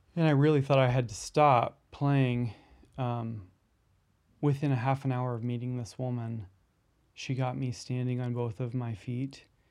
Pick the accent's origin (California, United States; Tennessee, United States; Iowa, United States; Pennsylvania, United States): Iowa, United States; moved away as an adult; also born or lived in New York City; now in Des Moines, United States; I'm originally from Iowa